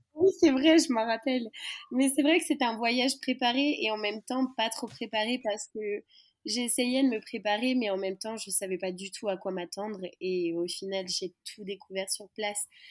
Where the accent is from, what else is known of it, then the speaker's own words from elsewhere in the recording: western France, France; moved away as an adult; now in Madagascar; je viens de l'ouest de la France. j'ai grandi en voyageant, surtout en Europe, depuis mes 3 ans